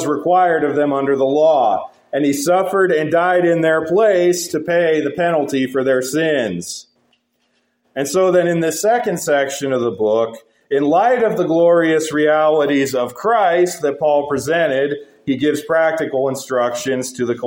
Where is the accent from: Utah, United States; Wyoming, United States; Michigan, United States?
Wyoming, United States; growing up in Wyoming, as I did